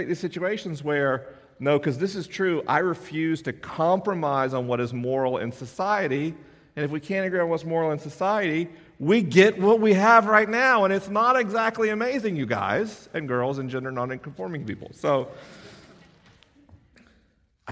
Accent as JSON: {"language": "English", "region": "Florida", "country": "United States", "tie": "born or raised there", "said": "my home state"}